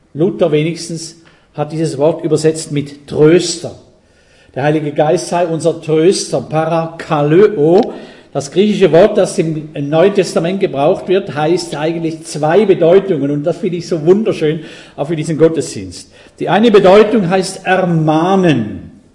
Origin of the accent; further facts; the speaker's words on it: Switzerland; ich bin Schweizer.